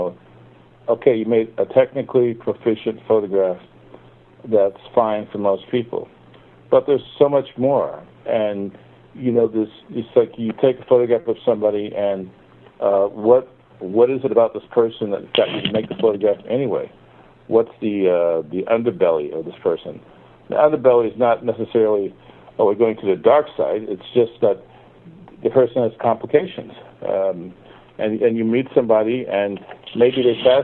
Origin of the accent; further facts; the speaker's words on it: Perth Amboy, New Jersey, United States; also born or lived in New York; a recreation center in Perth Amboy, my hometown.